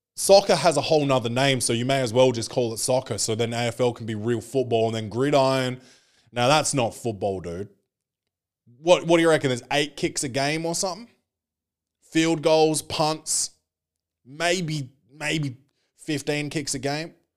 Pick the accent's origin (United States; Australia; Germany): Australia; born or raised there